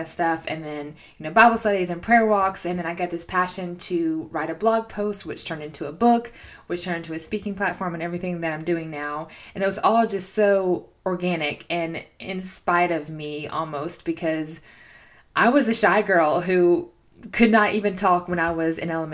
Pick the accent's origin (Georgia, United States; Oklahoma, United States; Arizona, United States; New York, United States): Georgia, United States; moved away as an adult; now in Chattanooga, United States; I'm from Georgia